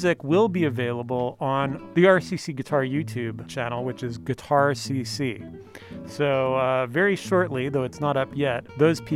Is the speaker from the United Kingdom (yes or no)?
no; Canada; now in Riverside, United States; Ken Steele is a Canadian like me, though, well, actually both of us are dual citizens now, but we're both originally from Canada